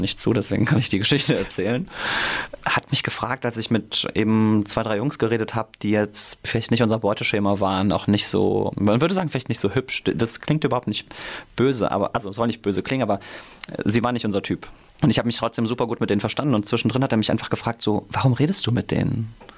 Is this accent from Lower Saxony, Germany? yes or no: no; Mainz, Rhineland-Palatinate, Germany; ich bin in Münchfeld geboren, wohne mittlerweile in Gonsenheim und bin hier um die Ecke sogar zur Schule gegangen, aufs Theresianum